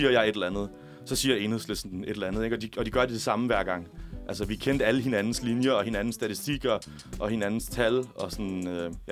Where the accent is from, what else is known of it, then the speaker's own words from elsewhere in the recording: Tønder, Southern Denmark, Denmark; jeg er venstre øh, hjemme i Tønder, hvor jeg kommer fra, heller ikke har et problem med at rekruttere venstrefolk.